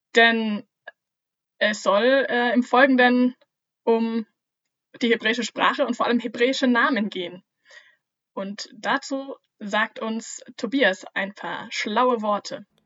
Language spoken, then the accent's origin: German; Germany; bei uns in Deutschland